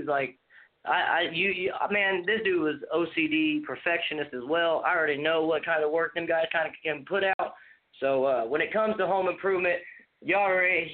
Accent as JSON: {"language": "English", "region": "Indiana", "country": "United States", "said": "I'm from the state of Indiana myself"}